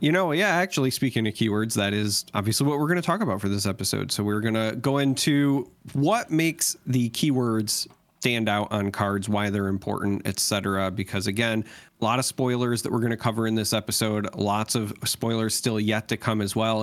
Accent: United States; as an American

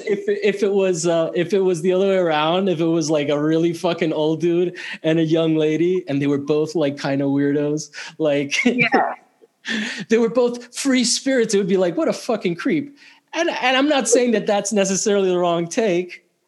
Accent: Italy; moved away; I grew up in Italy

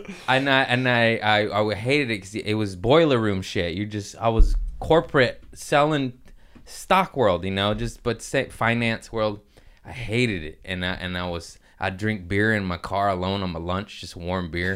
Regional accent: Torrance, California, United States; also born or lived in Harbor City / Lomita / Culver City / Inglewood; I was, uh, born in Harbor City, uh, raised in Torrance, Lameda

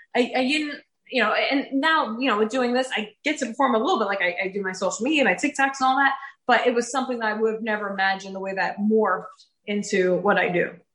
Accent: Woodbridge, New Jersey, United States; now in Morganville, United States; So I am in the sixth generation of my family to be born and raised in New Jersey. I grew up in Woodbridge, which is the oldest town in New Jersey

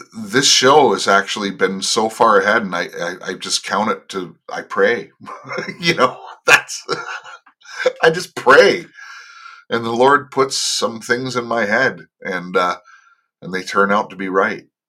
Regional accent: Los Angeles, California, United States; moved away as an adult; now in Toronto, Canada; I was born and raised in the Los Angeles area

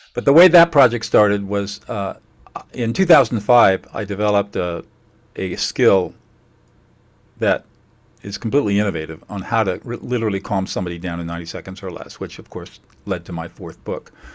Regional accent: San Marino, California, United States; I grew up in San Marino in, uh, and uh, in the 50s

